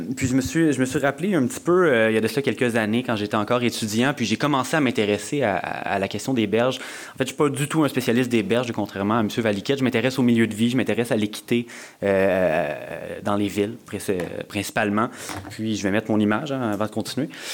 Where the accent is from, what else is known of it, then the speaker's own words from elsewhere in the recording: Montreal, Quebec, Canada; en tant que Montréalais